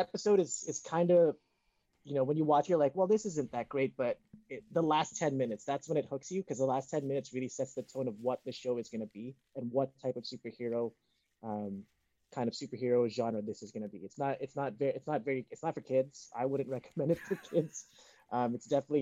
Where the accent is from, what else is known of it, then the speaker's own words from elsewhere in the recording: California, United States; also born or lived in Winnipeg, Canada; now in Vancouver, Canada; I grew up in California in like the 80s, 90s, so gang violence was crazy high